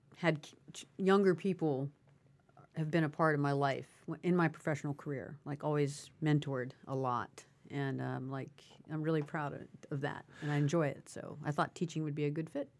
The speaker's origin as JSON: {"language": "English", "town": "Clarksburg", "region": "West Virginia", "country": "United States", "tie": "born or raised there", "also_born_or_lived": "Northeast US, near New York / Charleston, West Virginia", "said": "I'm from West Virginia. I'm, I'm an Appalachian"}